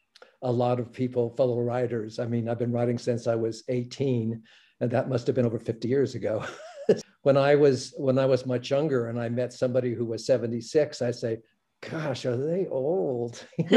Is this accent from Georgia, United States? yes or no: no; Los Angeles, California, United States; So I was born in Los Angeles.